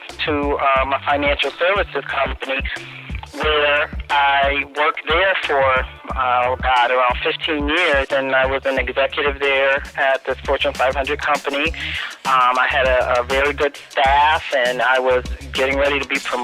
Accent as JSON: {"language": "English", "town": "Hartford", "region": "Connecticut", "country": "United States", "said": "I am from Hartford, Connecticut"}